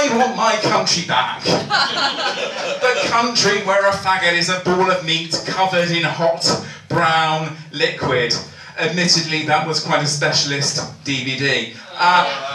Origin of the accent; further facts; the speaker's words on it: Portsmouth, South East England, United Kingdom; I come from Portsmouth, so my formative years were obviously spent surrounded by seamen.